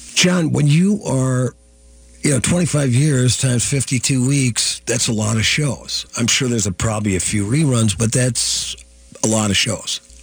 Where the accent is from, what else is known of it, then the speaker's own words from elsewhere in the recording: Virginia, Minnesota, United States; now in Minneapolis, United States; my hometown up uh, Virginia, Minnesota, the queen city of the Iron Range